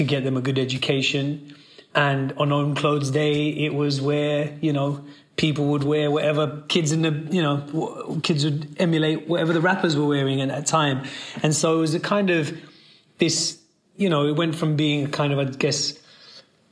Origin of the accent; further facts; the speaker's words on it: London, United Kingdom; I was born and raised in Northwest London near Wembley